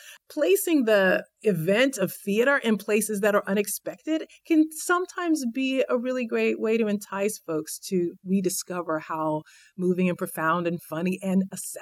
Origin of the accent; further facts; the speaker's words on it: Houston, Texas, United States; Houston, Texas.